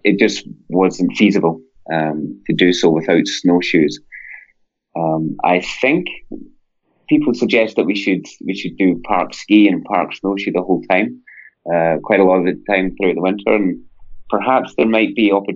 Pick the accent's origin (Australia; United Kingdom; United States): United Kingdom; Scotland; now in Vancouver, Canada; I'm originally from Scotland